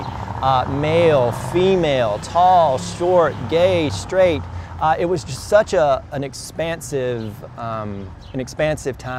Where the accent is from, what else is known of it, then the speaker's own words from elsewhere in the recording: Speed, North Carolina, United States; I was born and raised in Eastern North Carolina, went to a small Episcopal church in Speed, North Carolina